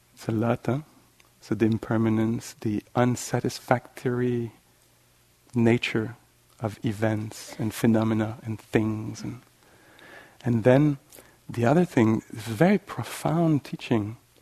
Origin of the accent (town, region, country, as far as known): Canada; accent: French Canadian